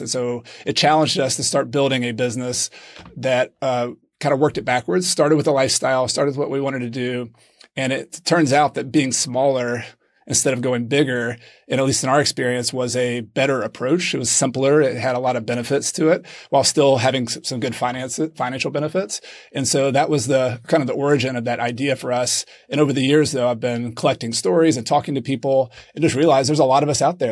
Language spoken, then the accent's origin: English; Clemson, South Carolina, United States; moved away as an adult; now in Granada, Spain; I am originally from Clemson, South Carolina